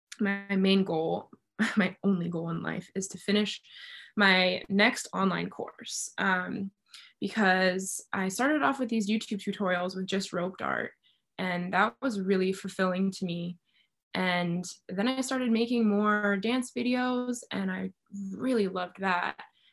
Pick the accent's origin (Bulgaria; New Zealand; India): Bulgaria; also born or lived in Cuba; I grew up in Bulgaria and Cuba, so we didn't have like Reese's peanut butter cups and stuff like that.